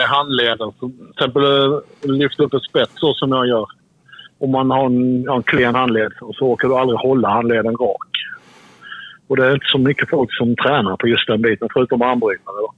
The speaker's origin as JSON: {"language": "Swedish", "country": "Sweden", "said": "vi svenskar"}